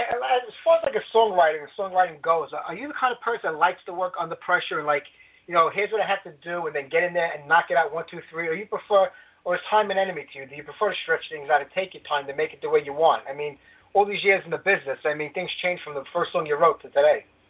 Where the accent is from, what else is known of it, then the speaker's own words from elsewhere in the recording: New York, United States; New York when you get to my hometown